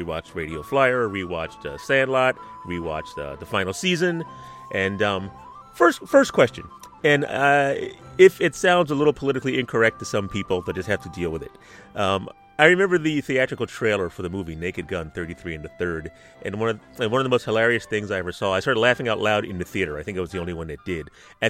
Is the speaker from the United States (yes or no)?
yes; Philadelphia, Pennsylvania, United States; I was born and raised in Philadelphia, and from what I understand, you hail from Wilkes-Barre.